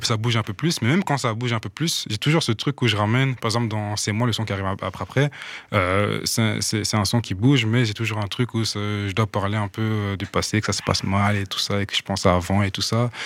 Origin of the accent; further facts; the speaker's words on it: Burundi; now in Belgium; j'ai grandi au Burundi. Mhm. moi, je suis arrivé en Belgique en 2013